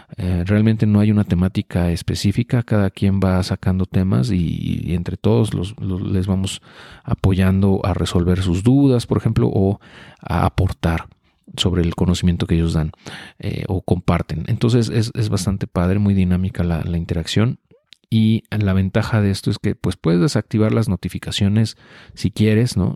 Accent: Mexico

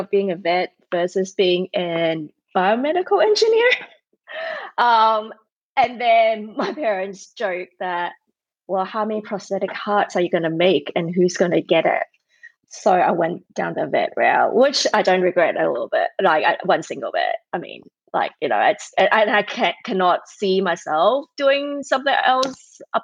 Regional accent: Sydney, New South Wales, Australia; moved away; I grew up in Australia, Sydney, Australia

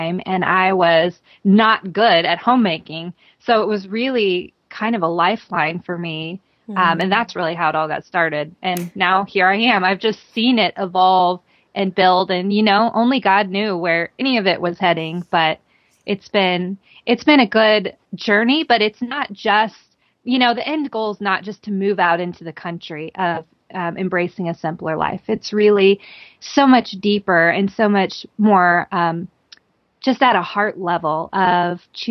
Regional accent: Missouri, United States; also born or lived in St. Louis, Missouri; I've lived in Missouri my whole life, out in the country

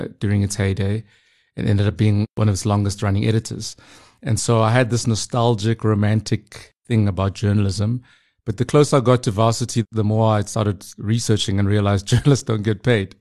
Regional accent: Pretoria, Gauteng, South Africa; moved away as an adult; now in Hong Kong; I grew up in Pretoria, very typical background, South African story, you know, grew up in the township.

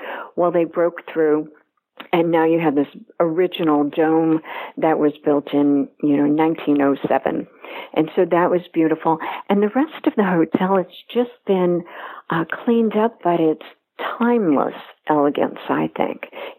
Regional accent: Pennsylvania, United States; moved away; also born or lived in New York; I am a Pennsylvania girl. And as fast as I could, I went to New York.

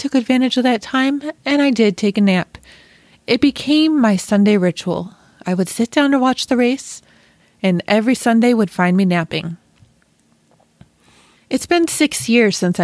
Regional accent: Western New York, United States; I was born and raised in Western New York

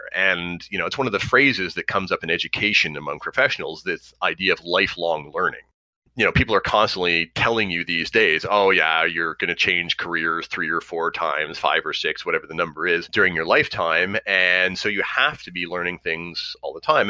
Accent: Montreal, Quebec, Canada; I grew up on the West Island.

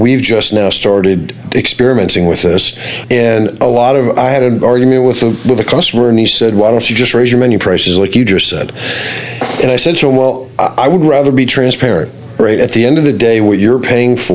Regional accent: Washington, District of Columbia, United States; I grew up in Washington, D.C., washing dishes when I was 14.

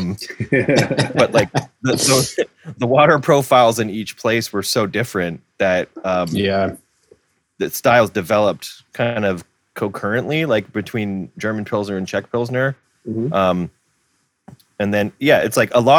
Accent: Milton, Ontario, Canada; also born or lived in Hamilton; growing up in Milton

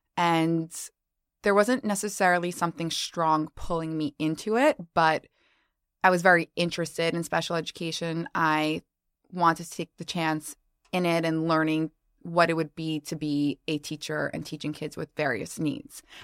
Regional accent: New York, United States; I'm actually from New York, and Harper and I just spoke about the fact that I've actually never lived anywhere else. So born and raised, not leaving

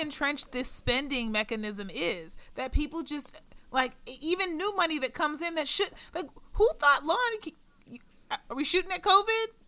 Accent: Pittsburgh, Pennsylvania, United States; Pittsburgh, which is my hometown, Pittsburgh, Pennsylvania

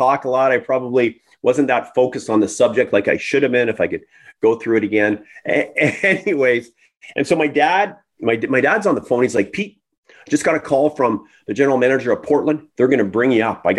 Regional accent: Victoria, British Columbia, Canada; also born or lived in Toronto; We moved out west. My dad got a transfer to Vancouver Island, to Victoria. And so we moved from Toronto to Victoria

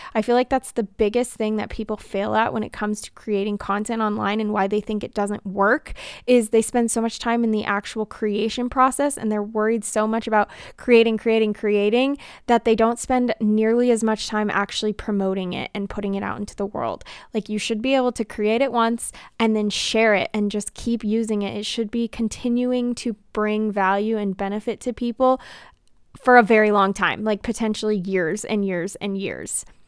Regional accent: United States; as an American

